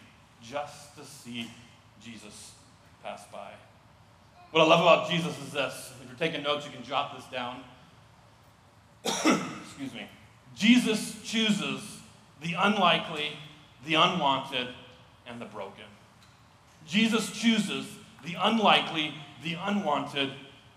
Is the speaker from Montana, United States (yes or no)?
yes; Missoula, Montana, United States; moved away as an adult; now in Sioux Falls, United States; As a kid, I grew up in Missoula, Montana as a kid